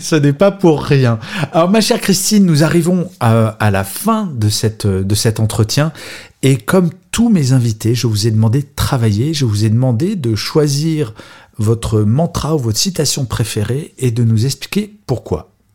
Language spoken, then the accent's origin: French; France; je suis français